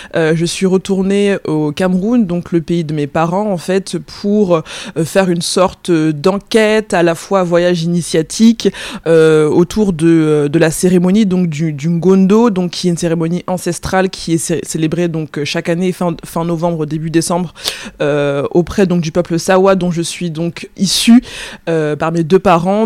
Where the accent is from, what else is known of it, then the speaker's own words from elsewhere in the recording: France; je, suis, française, je suis née en France, j'ai grandi en France